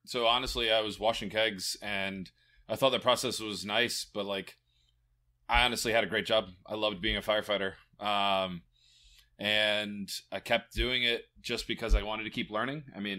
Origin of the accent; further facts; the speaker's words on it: Virginia Beach, Virginia, United States; So I'm local from Virginia Beach, moved here, lucky Navy kid, moved around a bunch, and then ended up back here.